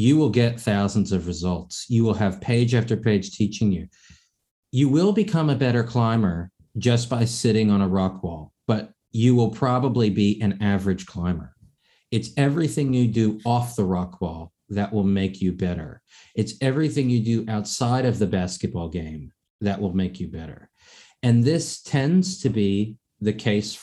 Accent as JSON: {"language": "English", "region": "East Coast", "country": "United States", "tie": "born or raised there", "said": "I'm born and raised in the East Coast, I'm a Northwest member"}